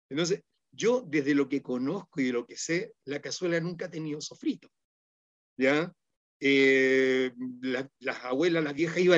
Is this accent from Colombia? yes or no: no; Norte Grande, Chile; born there; now in Santiago, Chile; Y yo le digo a los alumnos aquí en Santiago, ustedes son más andinos que yo que nací allá, nacieron a los pies de la cor